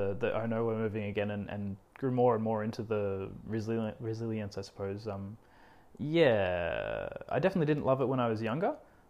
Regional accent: Cairns, Queensland, Australia; born there; But yeah, I was born in Cairns.

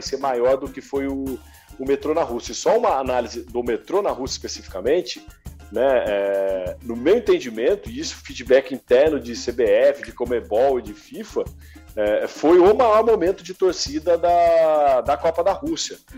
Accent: Guaratinguetá, São Paulo, Brazil; Eu sou de Guaratinguetá e, porra, torço pro Guará

